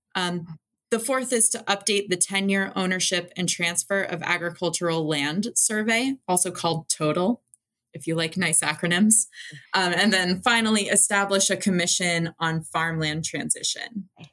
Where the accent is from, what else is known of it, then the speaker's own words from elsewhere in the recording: New York, United States; as a New Yorker